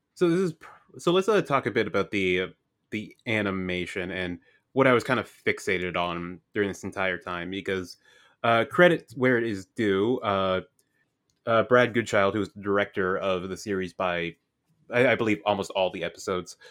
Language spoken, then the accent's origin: English; Canada